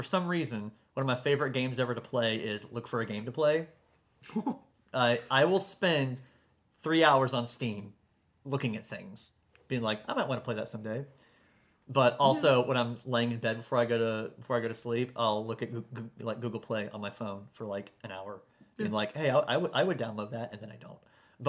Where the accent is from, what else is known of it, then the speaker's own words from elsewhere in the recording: the South, United States; I'm from the South.